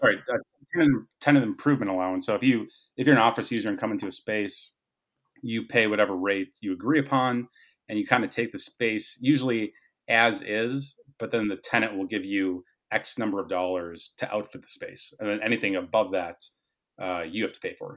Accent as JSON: {"language": "English", "town": "Fargo", "region": "North Dakota", "country": "United States", "also_born_or_lived": "Omaha, Nebraska", "moved": "as an adult", "said": "We're both from Fargo, North Dakota."}